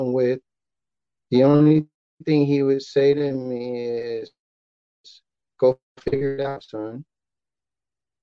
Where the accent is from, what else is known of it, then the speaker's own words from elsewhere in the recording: Chicago, Illinois, United States; I'm from Chicago